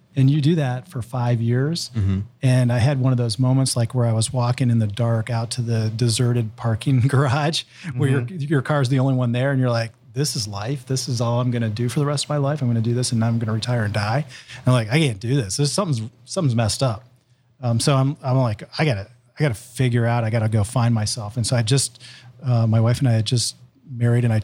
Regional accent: Columbus, Ohio, United States; I moved here in second grade, and I grew up in Columbus, and I went to Reynoldsburg High School

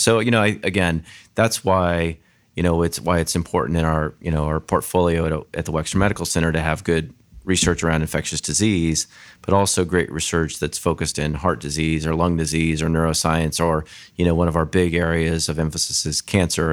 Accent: Grand Junction, Colorado, United States; moved away; I grew up in a small town in Colorado called Grand Junction, Colorado

